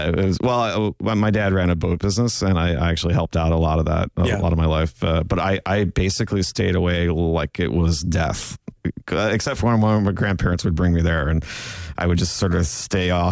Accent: South Florida, United States; as a kid growing up in South Florida

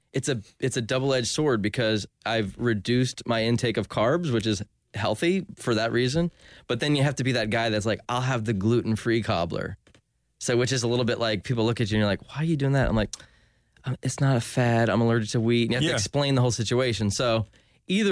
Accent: Ormond Beach, Florida, United States; also born or lived in New Jersey / Winter Park, Florida; I grew up in Ormond Beach.

